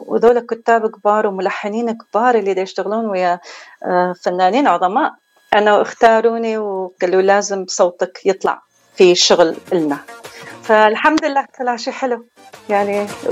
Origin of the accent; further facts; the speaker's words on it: Baghdad, Baghdad Governorate, Iraq; moved away; أنا ترعرعت في بغداد